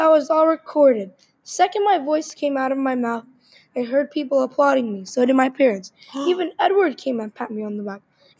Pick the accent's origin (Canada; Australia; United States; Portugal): Australia; Later that evening, I saw an article on how Australia, my home country, had the most food wastage in the world.